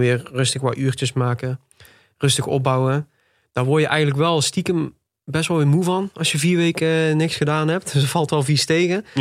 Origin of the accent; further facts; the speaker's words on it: Tilburg, North Brabant, Netherlands; ik ben geboren en getogen in Tilburg. Nog steeds woonachtig ook